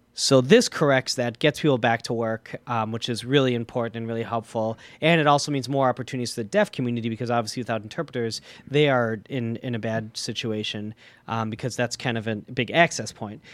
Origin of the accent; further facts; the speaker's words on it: Milwaukee, Wisconsin, United States; I'm born and raised in Milwaukee